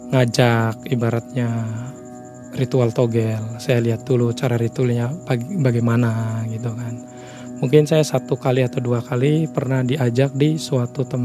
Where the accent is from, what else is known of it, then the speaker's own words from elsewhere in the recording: Jatitujuh, West Java, Indonesia; Daerah saya sendiri sih, daerah saya sendiri di Jati Tujuh gitu kan.